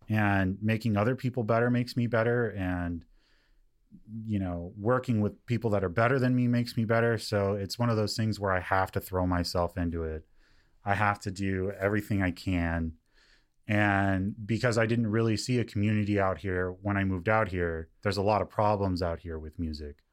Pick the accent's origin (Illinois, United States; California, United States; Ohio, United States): California, United States; Lancaster; also born or lived in Palmdale; I come from Lancaster and Palmdale.